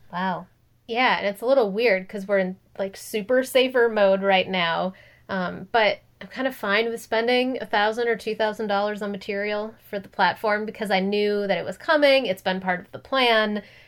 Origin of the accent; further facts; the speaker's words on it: Minnesota, United States; moved away as an adult; also born or lived in Los Angeles, California; now in California, United States; I'm from Minnesota